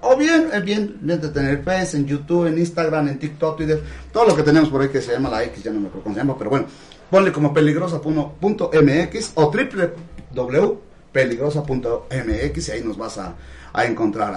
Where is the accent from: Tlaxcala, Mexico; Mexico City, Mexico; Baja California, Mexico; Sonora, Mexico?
Tlaxcala, Mexico; Huamantla; yo soy guamantleco de, nacimiento, de pila, yo soy de, acá